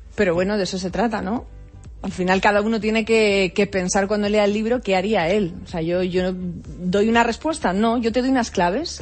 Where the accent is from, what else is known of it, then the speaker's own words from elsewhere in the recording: Almería, Andalusia, Spain; yo soy de playa, soy de mar, soy de Almería